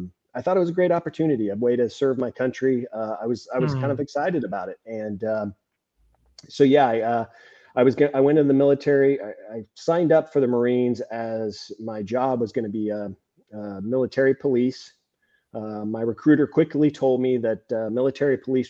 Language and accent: English; California, United States; I'm from California